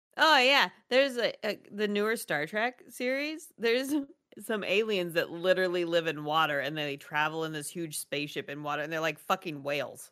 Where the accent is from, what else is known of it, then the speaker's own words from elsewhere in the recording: Alaska, United States; I grew up in Alaska. We lived in the woods, literally.